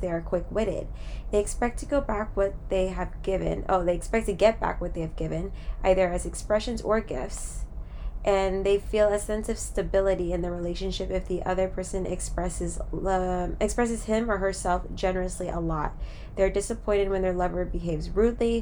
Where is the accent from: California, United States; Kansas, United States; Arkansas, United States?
California, United States; moved away; also born or lived in Florida; I'm really from California